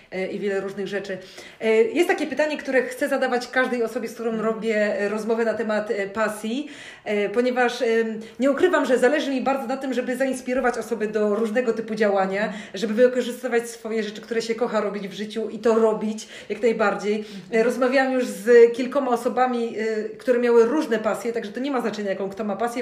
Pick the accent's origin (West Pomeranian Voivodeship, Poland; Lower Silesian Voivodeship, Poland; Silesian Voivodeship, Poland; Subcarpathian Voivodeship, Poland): West Pomeranian Voivodeship, Poland; Szczecin; jestem, jakby wiesz, rodowitą szczecinianką